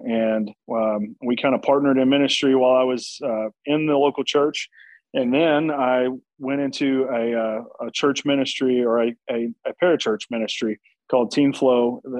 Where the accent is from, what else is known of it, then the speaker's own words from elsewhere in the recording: Nashville, Tennessee, United States; also born or lived in Birmingham, Alabama / Harrison, Arkansas; But I grew up mostly in Nashville, Tennessee, and in Harrison, Arkansas